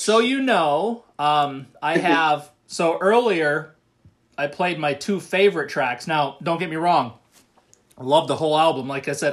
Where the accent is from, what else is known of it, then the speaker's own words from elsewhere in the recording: United States; accent: American; It's my American accent